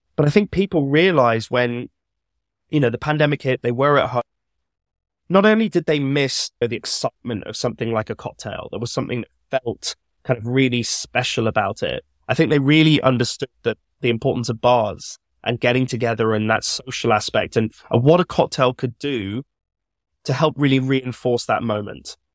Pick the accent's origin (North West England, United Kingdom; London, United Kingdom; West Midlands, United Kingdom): West Midlands, United Kingdom; Birmingham; I grew up in Birmingham